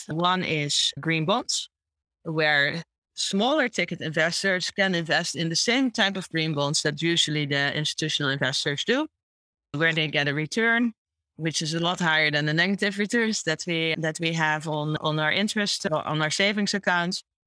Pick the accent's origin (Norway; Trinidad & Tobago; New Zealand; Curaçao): Curaçao; moved away as an adult; also born or lived in Chicago, United States; now in Amsterdam, Netherlands; I grew up on uh, in the Dutch Caribbean on a small island called Curacao, and I moved to the Netherlands when I was 19